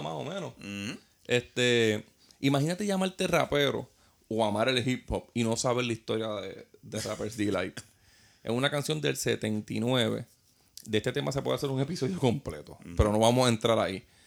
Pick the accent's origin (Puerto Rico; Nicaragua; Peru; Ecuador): Puerto Rico; nosotros como puertorriqueños